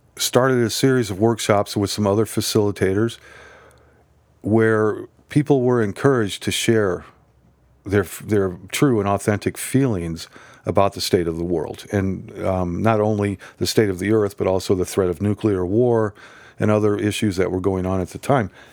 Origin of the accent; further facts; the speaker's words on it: Nebraska, United States; I grew up in Nebraska